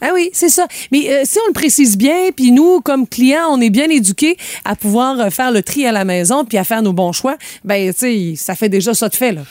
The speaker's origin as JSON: {"language": "French", "region": "Quebec", "country": "Canada", "said": "chez nous, au Québec"}